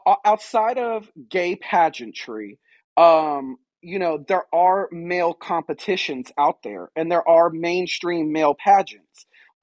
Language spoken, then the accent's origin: English; Fayetteville, North Carolina, United States; now in Wilmington, United States; I answer to that name professionally and legally. I'm originally from Fayetteville, North Carolina. I now reside in Wilmington, North Carolina.